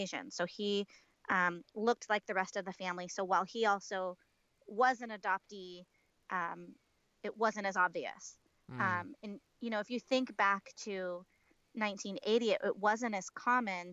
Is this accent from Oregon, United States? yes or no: yes; Portland, Oregon, United States; also born or lived in Kolkata, India; I was born in Calcutta, India, in March of 1980, and I was adopted 3 months later and grew up in Portland, Oregon.